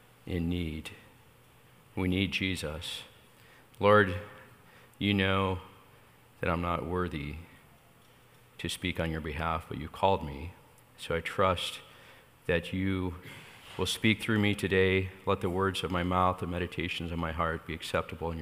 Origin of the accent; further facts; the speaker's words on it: State of Jefferson, Mount Shasta, California, United States; also born or lived in Iowa; We're actually from a little state called State of Jefferson, which is up there in between Northern California and Southern Oregon